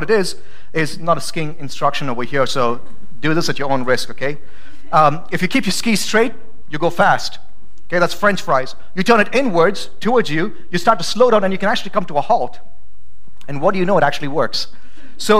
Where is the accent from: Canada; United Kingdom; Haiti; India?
India; also born or lived in Idaho; now in Boise, United States; I'm not from America. I'm from India.